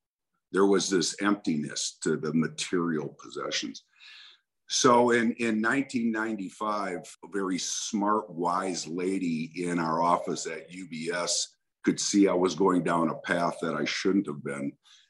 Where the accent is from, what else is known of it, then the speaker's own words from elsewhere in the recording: Wisconsin, United States; I grew up in Wisconsin, and we didn't have a whole lot, but we had enough.